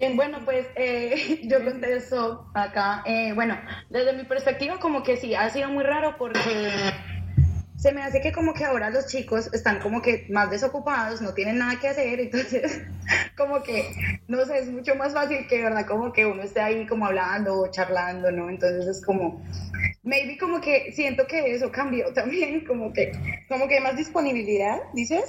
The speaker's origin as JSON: {"language": "Spanish", "country": "Colombia", "said": "yo también soy colombiana"}